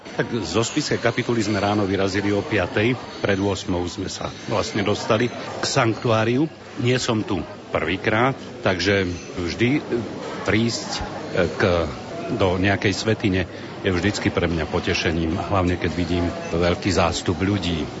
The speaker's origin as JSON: {"language": "Slovak", "country": "Slovakia", "said": "sme my Slováci"}